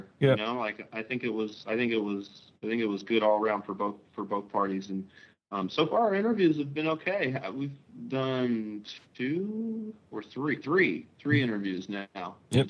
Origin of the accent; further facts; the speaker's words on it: Kentucky, United States; I'm from Kentucky, too. I'm from Kentucky.